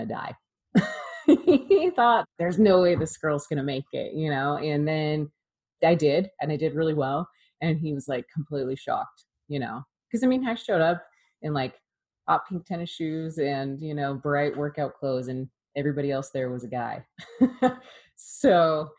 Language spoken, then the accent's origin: English; Oregon, United States; I grew up in Oregon